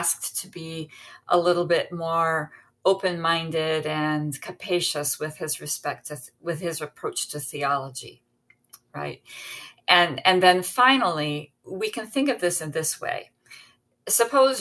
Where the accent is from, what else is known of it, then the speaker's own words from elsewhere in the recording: United States; I'm an American